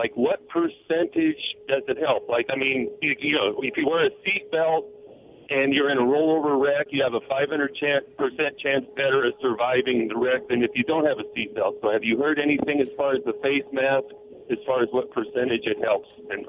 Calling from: Othello, Washington, United States; from Othello.

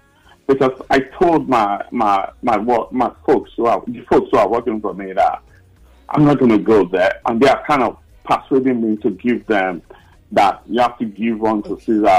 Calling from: London, United Kingdom; I'm calling from Central London.

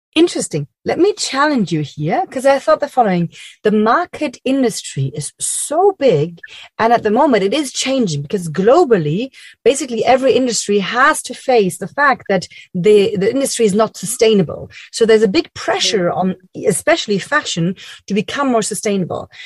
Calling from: Berlin, Germany; I'm calling from Berlin, Germany

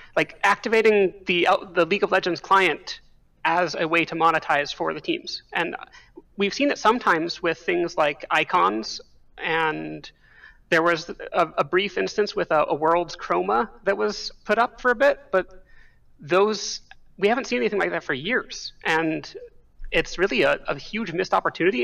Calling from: State College, Pennsylvania, United States; calling from State College, Pennsylvania

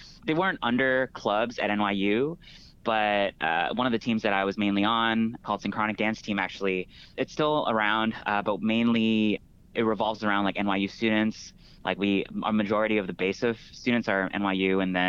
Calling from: San Francisco, California, United States; So I'm currently in San Francisco.

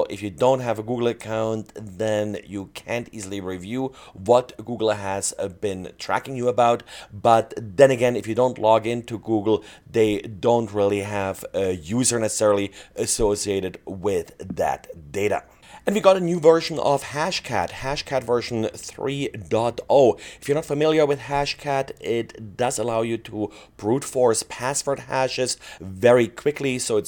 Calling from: Salt Lake City, Utah, United States; today I'm recording from Salt Lake City, Utah.

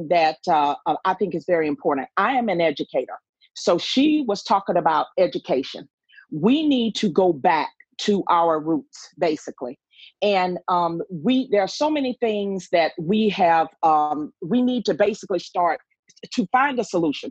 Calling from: Savannah, Georgia, United States; I am calling from Savannah, Georgia

